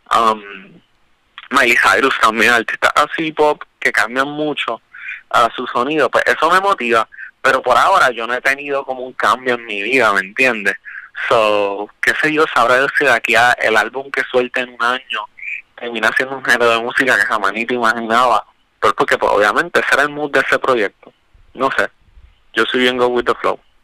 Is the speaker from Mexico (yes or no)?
no; Caguas, Puerto Rico; moved away as an adult; also born or lived in San Juan; soy originalmente de, de Cagua, especialmente Bairoa, que de ahí pues sale mucho de la inspiración detrás de Bairópolis. Yo um, soy cagüeñe